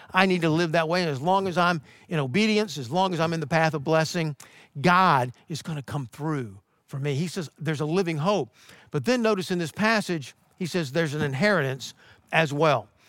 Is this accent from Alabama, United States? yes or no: no; Athens, Georgia, United States; moved away; I'm originally from Athens